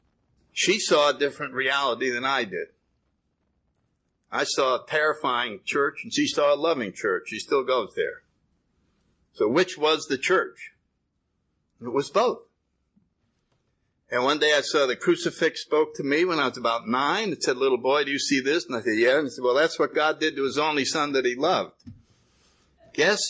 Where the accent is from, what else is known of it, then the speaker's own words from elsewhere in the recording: New Haven, Connecticut, United States; I grew up in New Haven, Connecticut, in the 30s.